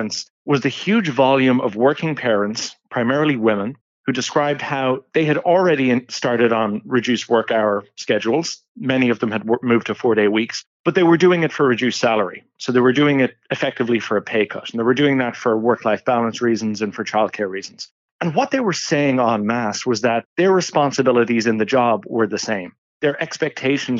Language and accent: English; Ireland; accent: Irish; moved away as an adult; As listeners might be able to tell from my accents, I'm originally from Ireland.